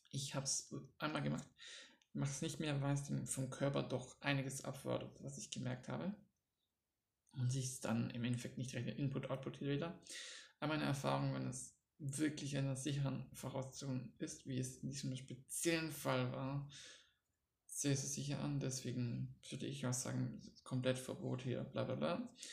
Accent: Baden-Württemberg, Germany; accent: Swabian; Ich komme ja aus Schwaben, da das breiteste Schwäbisch auch kann.

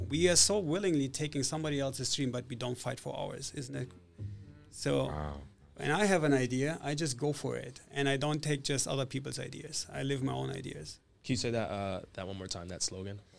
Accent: Italy; also born or lived in Germany / Spain / Switzerland / United States; I was born in Italy. I grew up in Italy, Germany, Spain, Switzerland, and the United States. So I'm not Russian.

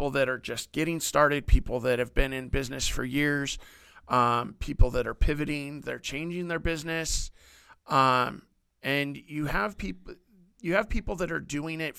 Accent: Washington, United States; moved away; I moved down here in 2010, but before I moved down here, I was from Washington State

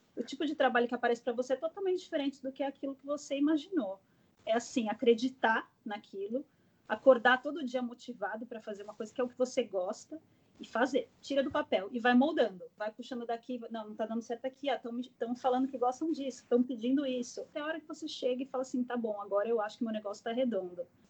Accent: São Paulo, Brazil; moved away as an adult; also born or lived in Chicago; now in United States; eu também sou de São Paulo

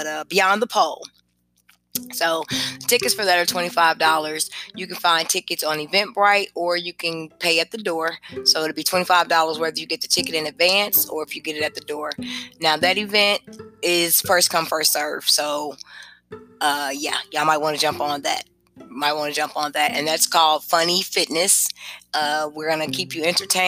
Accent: Kenosha, Wisconsin, United States; moved away as an adult; also born or lived in Indianapolis; now in Georgia, United States; when I grew up in Kenosha, we went to the Spanish Center

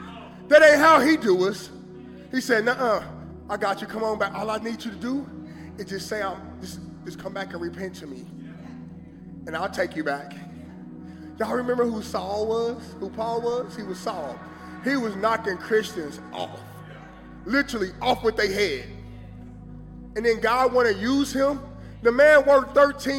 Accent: Kansas City, Missouri, United States; I'm from Kansas City.

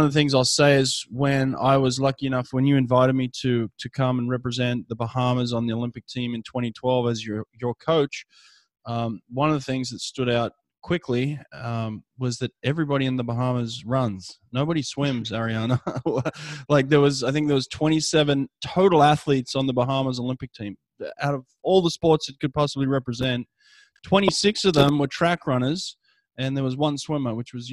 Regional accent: Australia; I grew up in Australia

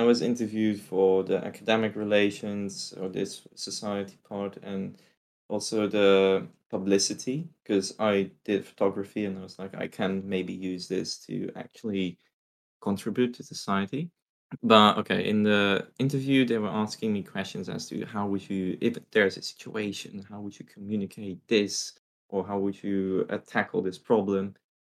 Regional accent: Netherlands; also born or lived in Russia; I am not from Asia at all. I'm a very European guy. I came from the Netherlands. I came from Russia. Well, I'm Russian and Dutch, so there's no Asia in me.

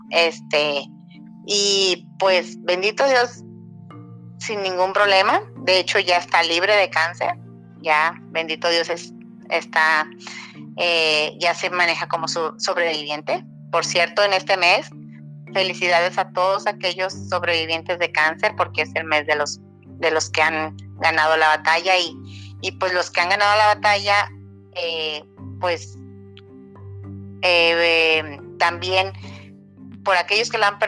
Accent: Mexico; por tomar en cuenta mi opinión como mexicana

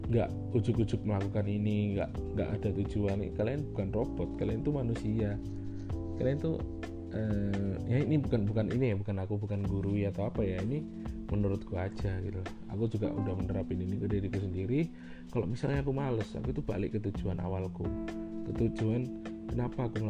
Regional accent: Java, Indonesia; misalnya aku aku, kan orang Jawa nih ada temen nih dari uh, luar Jawa dia nggak bisa bahasa Jawa

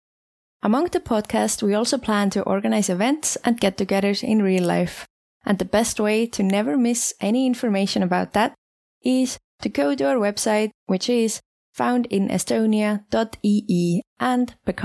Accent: Tallinn, Harju County, Estonia; I'm from Tallinn

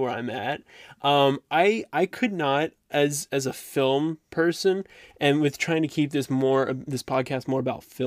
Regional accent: Dallas, Texas, United States; moved away; also born or lived in Plano, Texas; me being a Southern kid, I was born in Plano, Texas, which is right near Garland, and then I lived like right outside Dallas for 8 years of my life

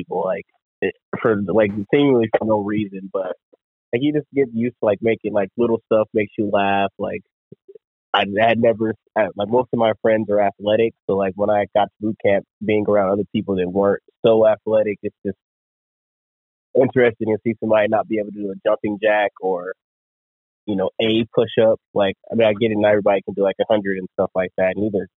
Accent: Colorado, United States; moved away as an adult; also born or lived in Washington State; I grew up in Colorado

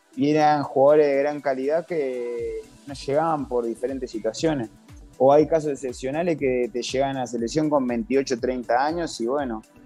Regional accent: Uruguay; now in Venezuela; Uruguay es un país muy humilde, de que somos pocos

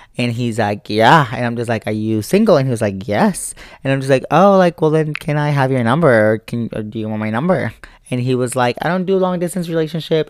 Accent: United States; as an American

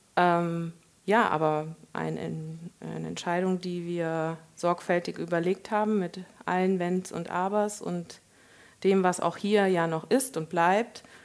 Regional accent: Koblenz, Rhineland-Palatinate, Germany; moved away as an adult; also born or lived in Nassau / Munich; Koblenz, da bin ich ja erwachsen geworden

